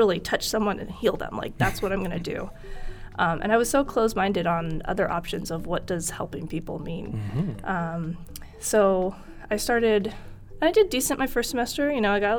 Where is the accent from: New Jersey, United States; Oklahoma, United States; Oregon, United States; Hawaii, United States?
Oregon, United States; moved away as an adult; also born or lived in New Mexico / Idaho; now in Tucson, United States; I was born in New Mexico. And I moved to Oregon when I was 11, so Oregon is home for me